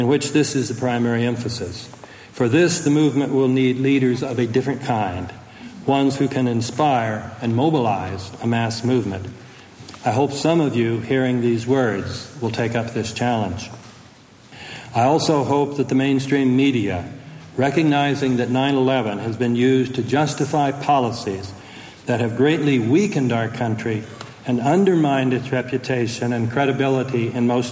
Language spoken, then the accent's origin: English; United States; as American citizens